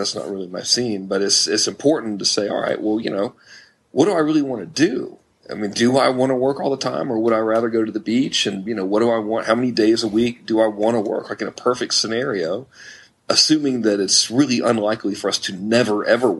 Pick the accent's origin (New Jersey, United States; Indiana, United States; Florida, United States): Florida, United States; Florida Keys, United States; also born or lived in Georgia; now in California, United States; I grew up in the Florida Keys on the ocean